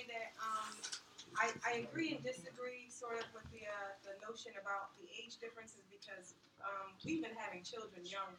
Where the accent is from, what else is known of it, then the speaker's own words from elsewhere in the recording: Jamaica; moved away; And I'm Jamaican as well